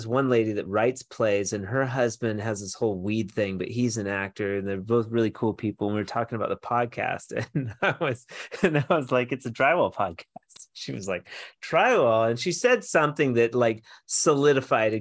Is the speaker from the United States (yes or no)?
yes; Washington, United States; moved away; also born or lived in Portland / Arizona / Colorado; I'm from Washington